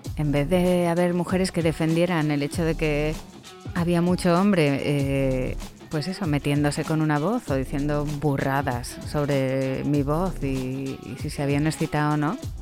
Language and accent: Spanish; Spain; accent: Spanish from Spain